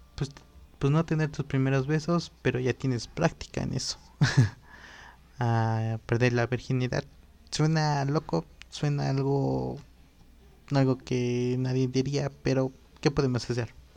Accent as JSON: {"language": "Spanish", "town": "Totolac", "region": "Tlaxcala", "country": "Mexico", "tie": "born or raised there", "also_born_or_lived": "Apizaco / San Gabriel Cuautla", "said": "en el lugar donde yo crecí, que es en Totlac"}